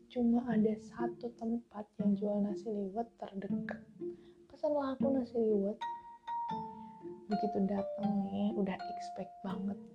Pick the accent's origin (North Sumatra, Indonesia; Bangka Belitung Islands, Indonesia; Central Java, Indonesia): Central Java, Indonesia; Solo; orang-orang tidak ada pada paham oh aku dari Jawa Tengah aku dari Solo jadi kalau aku bilang aku kamu tuh mereka udah biasa